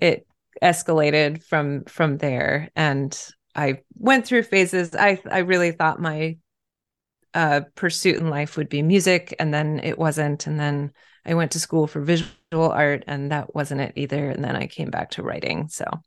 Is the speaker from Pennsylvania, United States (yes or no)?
yes; Pennsylvania, United States; moved away as an adult; now in Baltimore, United States; I'm originally from Pennsylvania and associate more with the Northeast that way